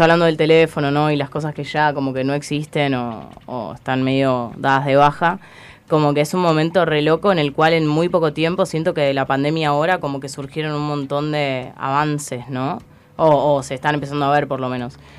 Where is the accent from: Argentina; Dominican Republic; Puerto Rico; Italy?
Argentina; Pinamar, Buenos Aires Province; yo soy de Pinamar